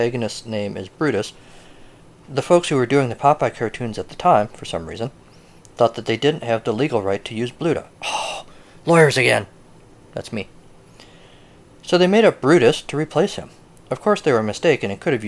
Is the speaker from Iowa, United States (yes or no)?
yes; northern Iowa, United States; I lived in northern Iowa as a kid